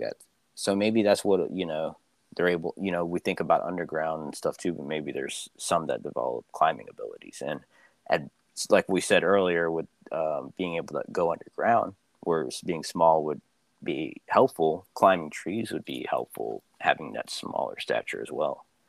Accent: Philippines; where I'm from. but you know, the Philippines

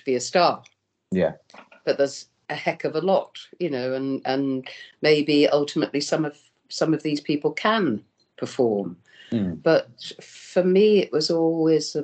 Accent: Birmingham, West Midlands, United Kingdom; I'm from Birmingham, and I used to go to Birmingham Rep

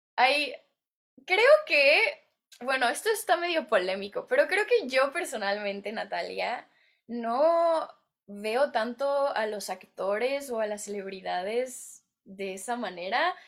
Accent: Mexico; moved away as an adult; now in Los Angeles, United States; yo soy mexicana y aquí estoy en Hollywood

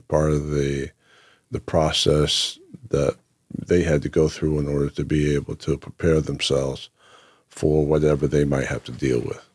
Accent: Whitesboro, New Jersey, United States; also born or lived in Lake Waccamaw, North Carolina; the early, uh, years of growing up in Whitesboro

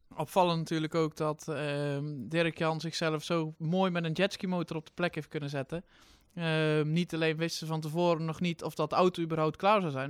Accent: Drenthe, Netherlands; als Drent

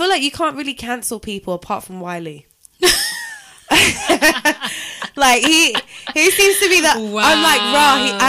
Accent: London, United Kingdom; I went to secondary school in London.

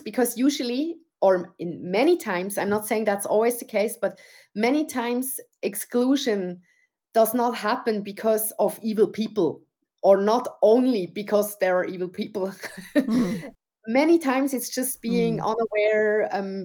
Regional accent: Switzerland; being brought up in Switzerland, where I could choose my path

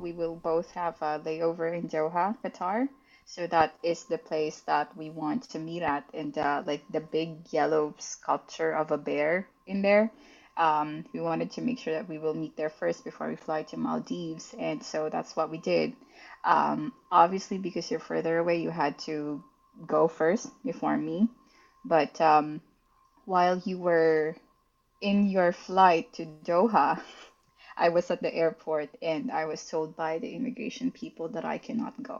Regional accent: Philippines; I'm a Filipina

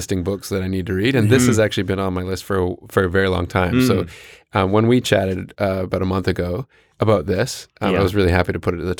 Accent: New Zealand; accent: Canadian; I guess I'll start out by saying my Canadian accent. {S0} Yeah, that's good. {S3} Yeah, because people always want to know right out of the gate. But I'm actually a Kiwi originally.

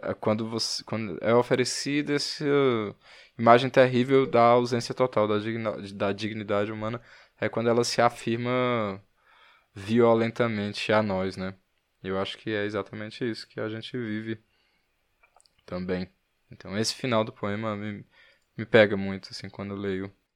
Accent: Fortaleza, Ceará, Brazil; eu sou de Fortaleza

